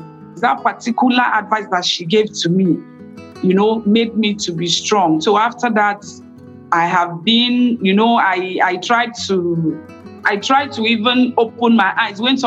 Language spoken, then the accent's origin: English; Nigeria; I am from Nigeria